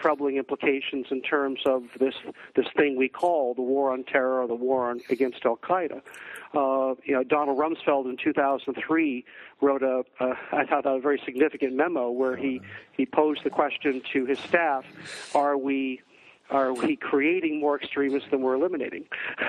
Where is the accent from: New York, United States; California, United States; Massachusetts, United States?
Massachusetts, United States; I am from Red Sox Nation, yes.